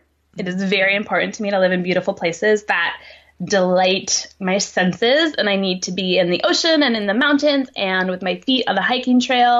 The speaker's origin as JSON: {"language": "English", "town": "Helena", "region": "Montana", "country": "United States", "tie": "born or raised there", "moved": "yes", "lives_now": "San Luis Obispo, United States", "said": "the one I grew up with in Helena, Montana."}